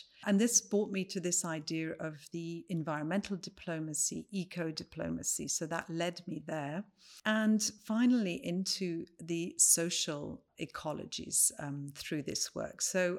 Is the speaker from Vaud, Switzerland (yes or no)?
no; Valais, Switzerland; also born or lived in Ireland; I'm originally from the Valais, from a village on the Grichtinggraben, which, as you know, is what separates the Germanic and French-speaking Switzerland. So I would say my origins are already in this border zone. I went on to live in Ireland